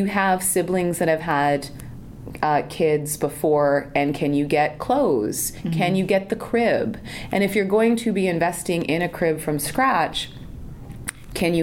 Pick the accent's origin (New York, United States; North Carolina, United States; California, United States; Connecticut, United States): California, United States; San Jose; I grew up in Silicon Valley, I grew up in San Jose